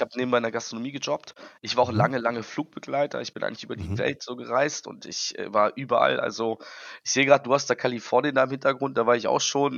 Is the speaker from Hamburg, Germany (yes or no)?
yes; Hamburg, Germany; Ich komme aus Hamburg